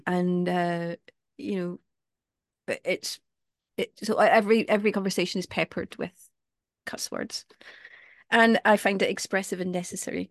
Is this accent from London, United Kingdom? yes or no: no; Glasgow, Scotland, United Kingdom; I come from Glasgow